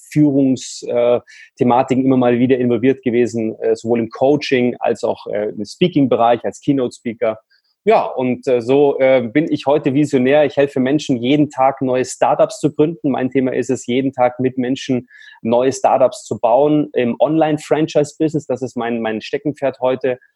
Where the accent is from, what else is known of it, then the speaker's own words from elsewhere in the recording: Munich, Bavaria, Germany; Ich komme aus München